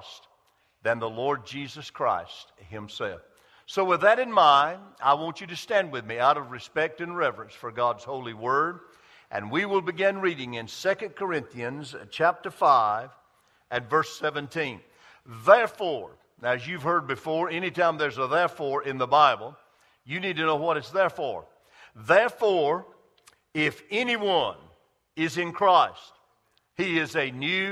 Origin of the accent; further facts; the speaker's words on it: Greenville, South Carolina, United States; on a mill village where I grew up in Greenville, South Carolina